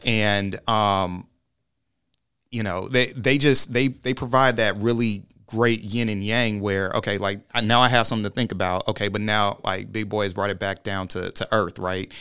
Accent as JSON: {"language": "English", "town": "Orlando", "region": "Florida", "country": "United States", "tie": "born or raised there", "said": "growing up in Orlando, Central Florida"}